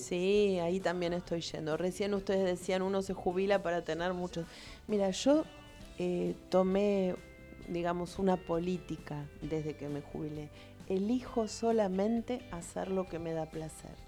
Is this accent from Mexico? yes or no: no; Lomas de Zamora, Buenos Aires Province, Argentina; yo nací en Lomas, me crié en Lomas, estudié en la normal de Lomas y trabajé como docente siempre aquí